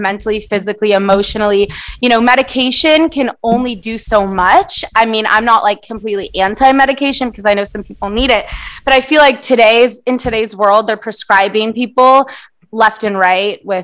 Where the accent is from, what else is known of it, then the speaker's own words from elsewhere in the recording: San Diego, California, United States; first language Portuguese; English is a second language; I actually was born here in San Diego, but my first language is Portuguese.